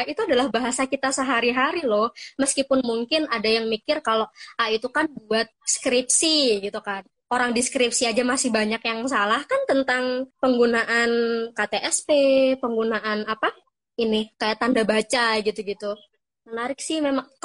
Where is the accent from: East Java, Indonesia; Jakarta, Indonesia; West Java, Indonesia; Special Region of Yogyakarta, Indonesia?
East Java, Indonesia; Kediri; jadi karena aku sendiri orang Kediri jadi kayak pertengahan gitu Kak kadang ada beberapa bahasa yang memang sama kayak Jawa Tengah ada beberapa bahasa yang cenderung kasar